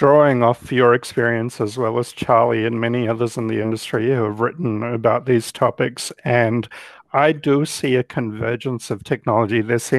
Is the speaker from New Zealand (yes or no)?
yes; New Zealand; now in United States; Well, I came here from New Zealand because I had a personal reason